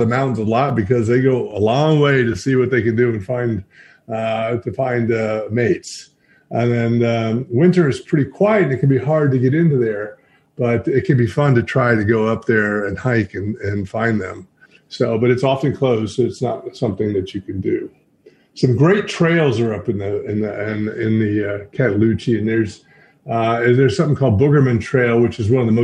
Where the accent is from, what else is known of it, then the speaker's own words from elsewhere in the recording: Maggie Valley, North Carolina, United States; I grew up both in Jonathan Creek Valley and in Maggie Valley